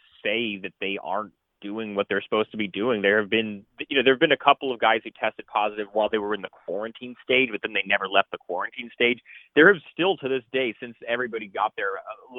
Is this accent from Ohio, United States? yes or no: no; Portland, Oregon, United States; I grew up in Portland, so I was a huge Trailblazers fan growing up